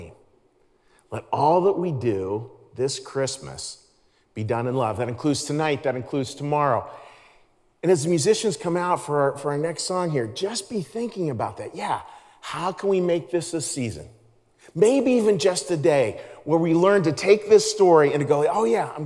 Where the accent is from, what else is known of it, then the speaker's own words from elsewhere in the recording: Pittsburgh, Pennsylvania, United States; I grew up in Pittsburgh, Pennsylvania